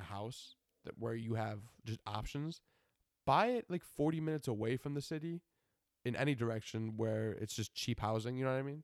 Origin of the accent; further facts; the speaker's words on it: Buffalo, New York, United States; I'm from Buffalo.